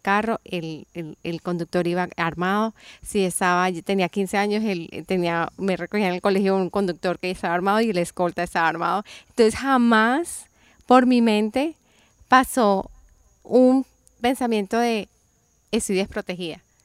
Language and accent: Spanish; Colombia; moved away; yo crecí en Colombia